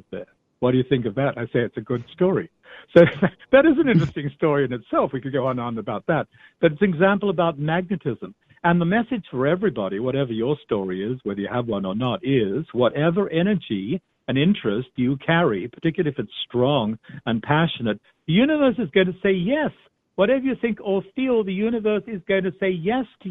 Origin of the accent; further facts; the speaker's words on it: Australia; I'm Australian